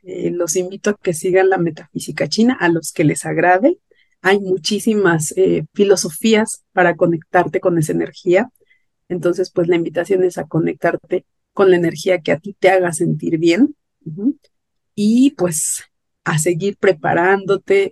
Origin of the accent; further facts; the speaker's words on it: Mexico City, Mexico; yo soy de la Ciudad de México